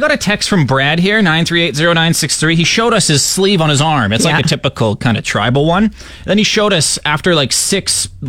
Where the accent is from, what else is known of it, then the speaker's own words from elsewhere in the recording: Saskatchewan, Canada; I'm from Saskatchewan